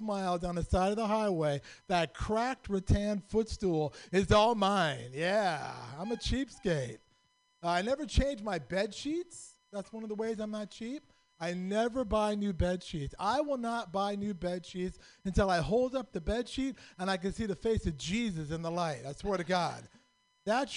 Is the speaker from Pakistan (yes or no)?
yes; Pakistan; I'm from Pakistan